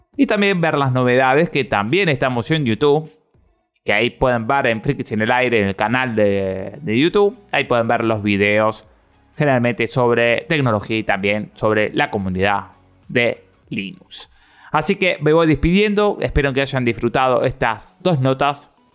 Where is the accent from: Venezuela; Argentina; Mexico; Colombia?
Argentina; yo soy de la República Argentina